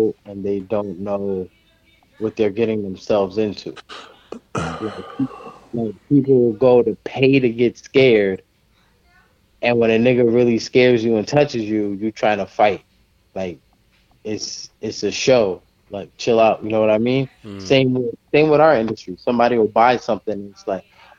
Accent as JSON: {"language": "English", "region": "New Jersey", "country": "United States", "said": "I'm from New Jersey, like the New York area, we're hard-nosed"}